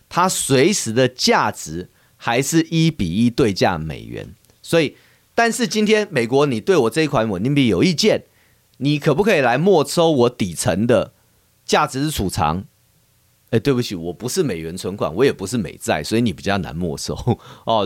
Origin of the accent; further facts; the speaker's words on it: Taiwan; 我们台湾人呢是非常喜欢这个日本的，呃，产品、服务、旅游、文化这些